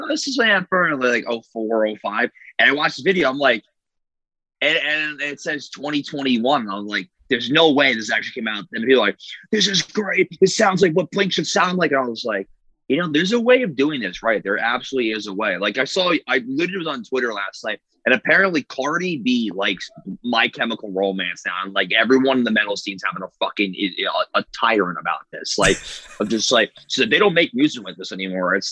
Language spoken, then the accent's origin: English; New Jersey, United States; I'm from New Jersey. We're all from New Jersey.